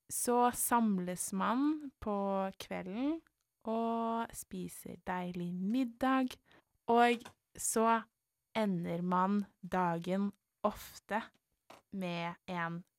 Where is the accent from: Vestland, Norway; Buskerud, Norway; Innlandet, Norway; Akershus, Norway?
Akershus, Norway; Nesodden; selv om vi har vokst opp alle tre på Nesodden, så har vi forskjellige bunader på grunn av familiene